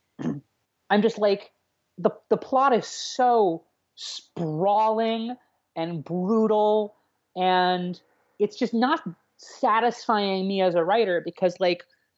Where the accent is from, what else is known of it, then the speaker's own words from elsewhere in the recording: Richmond, Virginia, United States; moved away as an adult; now in New York, United States; I'm from New York originally, but I grew up in Central Virginia, in a suburb of Richmond